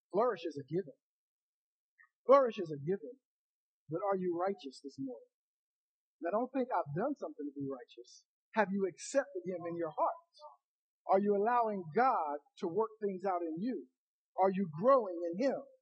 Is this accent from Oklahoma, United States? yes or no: no; Ohio, United States; I'm from Ohio